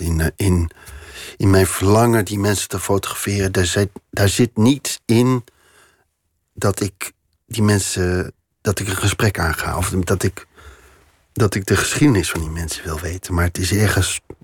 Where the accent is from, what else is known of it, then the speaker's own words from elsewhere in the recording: Veenendaal, Utrecht, Netherlands; moved away as an adult; also born or lived in Doorwerd / Amsterdam; now in Paris, France; En later zijn we als gezin zijn we verhuisd naar Veenendaal. En daar ben ik opgegroeid